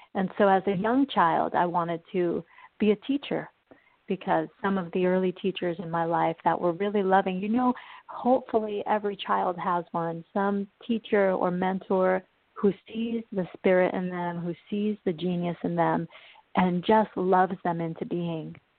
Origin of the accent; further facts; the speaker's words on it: New York, United States; also born or lived in Uruguay; when I was three, we moved to the United States, and I grew up in New York